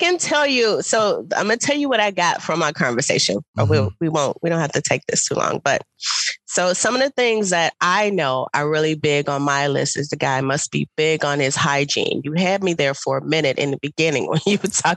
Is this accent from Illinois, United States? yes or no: yes; Chicago, Illinois, United States; I am from Chicago